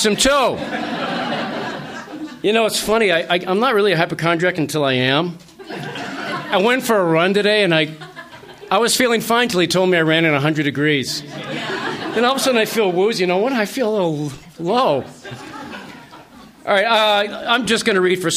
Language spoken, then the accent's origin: English; Haverhill, Massachusetts, United States; In my hometown of Haverhill, Massachusetts, the mill town where I grew up